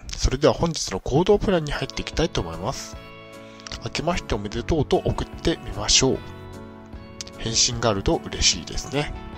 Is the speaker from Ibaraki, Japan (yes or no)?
no; Niigata, Japan; moved away; also born or lived in Tokyo; 地元新潟の精神病院